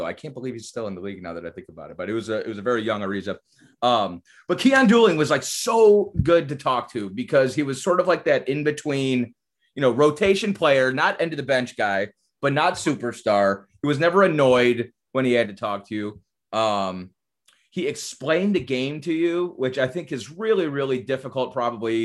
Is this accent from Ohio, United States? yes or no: yes; Cleveland, Ohio, United States; born or raised there; moved away as an adult; also born or lived in Detroit; now in Orlando, United States